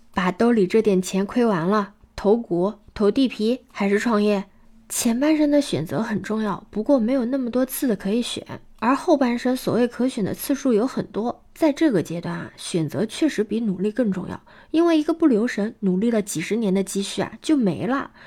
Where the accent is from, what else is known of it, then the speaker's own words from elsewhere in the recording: China; 因为我们中国人相比较而言已经是一个很努力、很勤奋的民族了